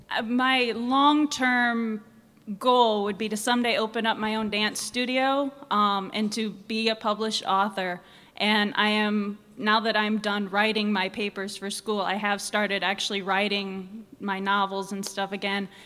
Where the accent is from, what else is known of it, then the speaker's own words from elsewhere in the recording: South Bend, Indiana, United States; moved away as an adult; now in Fort Wayne, United States; I'm from South Bend, but I'm currently moving down to Fort Wayne